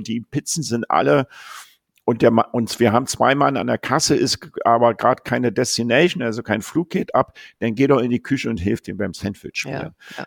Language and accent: German; Berlin, Germany; also born or lived in Japan; ich bin Berliner